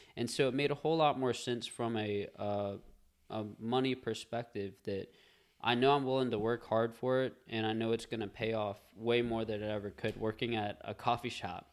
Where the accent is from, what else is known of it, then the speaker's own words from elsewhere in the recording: Covington, Louisiana, United States; also born or lived in Madisonville, Louisiana; I grew up in Covington, and I live in Madisonville now